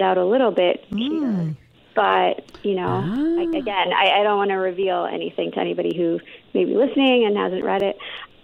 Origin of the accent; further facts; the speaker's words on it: Canada; also born or lived in London / India (ancestry); I grew up in Canada, but like my parents are from India, and then we grew up mostly in London before coming over to Canada